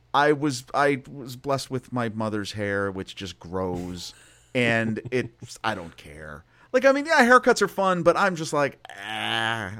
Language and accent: English; Wyoming, Pennsylvania, United States; I grew up in a small town of Pennsylvania